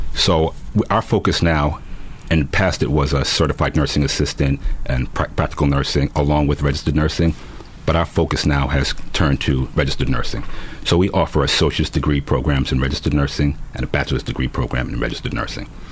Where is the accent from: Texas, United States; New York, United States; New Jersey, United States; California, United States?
New York, United States; New York City; I continued to do things that kids growing up in New York City